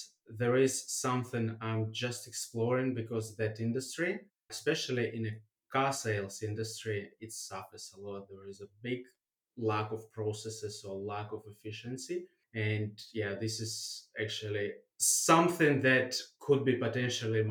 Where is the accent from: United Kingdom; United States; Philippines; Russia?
Russia; also born or lived in Germany; now in Australia; I was born in Germany, grew up in Russia, now living in Australia.